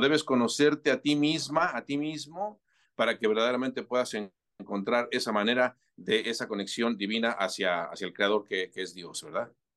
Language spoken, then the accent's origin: Spanish; Mexico City, Mexico; yo nací y crecí en la Ciudad de México